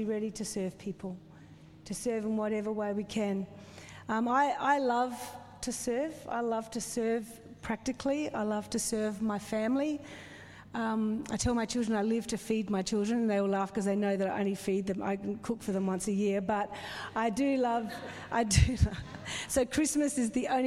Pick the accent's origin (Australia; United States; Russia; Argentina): Australia; South Australia; moved away; I grew up in the foothills of South Australia